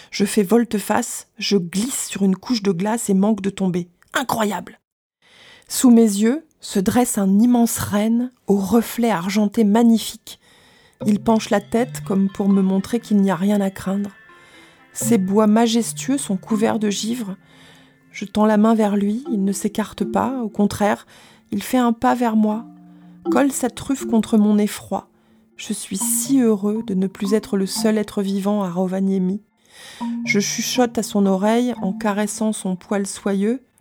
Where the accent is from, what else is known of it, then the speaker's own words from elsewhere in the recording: France; euh, je suis français, je ne parle pas ta langue